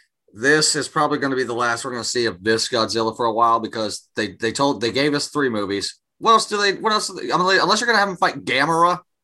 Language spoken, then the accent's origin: English; Panama City, Florida, United States; also born or lived in Pensacola, Florida; Not even because we're from Panama City, which is like an hour and a half, 2 hours from there.